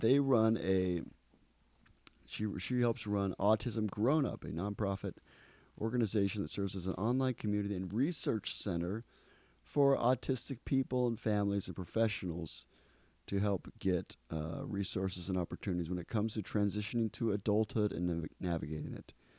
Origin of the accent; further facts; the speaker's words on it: Ecuador; moved away; I grew up in Ecuador.